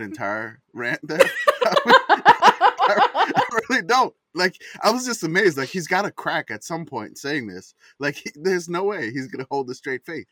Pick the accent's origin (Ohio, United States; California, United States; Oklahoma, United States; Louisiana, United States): Louisiana, United States; New Orleans; growing up in New Orleans